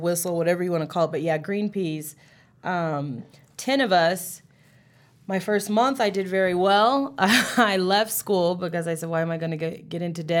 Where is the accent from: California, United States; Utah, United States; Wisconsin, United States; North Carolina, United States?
California, United States; moved away as an adult; now in Colorado, United States; Yeah, I was fresh from California, which is where I'm from. 20-year-old, know-it-all.